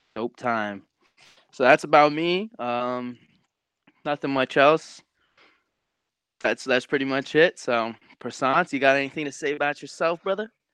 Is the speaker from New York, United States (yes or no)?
yes; New York, United States; also born or lived in Long Island; I'm 19 years old. I'm from New York. Live on Long Island